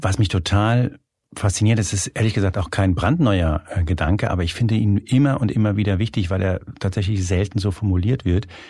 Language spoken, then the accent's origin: German; Hanau, Hesse, Germany; Ich komme aus Hanau.